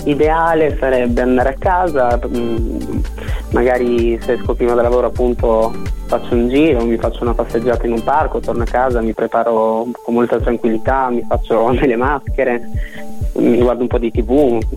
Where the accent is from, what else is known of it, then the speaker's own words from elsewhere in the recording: Emilia-Romagna, Italy; now in Bologna, Italy; sono cresciuto in montagna, in provincia di Reggio Emilia, quindi amo molto la natura